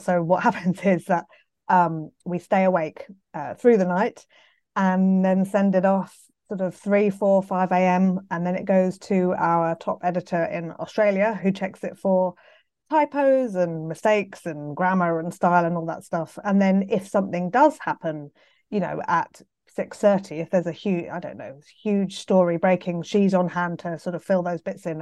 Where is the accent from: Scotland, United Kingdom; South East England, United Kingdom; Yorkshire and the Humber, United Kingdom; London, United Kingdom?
London, United Kingdom; I'm from London, so I went to school, um, Pimlico School just down the road